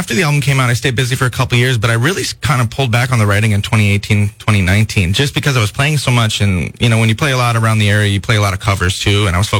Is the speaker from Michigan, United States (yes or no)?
no; Minnesota, United States; moved away as an adult; also born or lived in Los Angeles, California; now in California, United States; I'm from Minnesota.